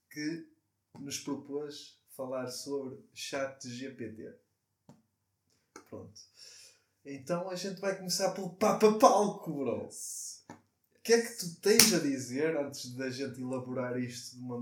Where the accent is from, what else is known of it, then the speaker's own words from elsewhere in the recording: Portugal; E como tugas que nós somos, e somos tão bons a receber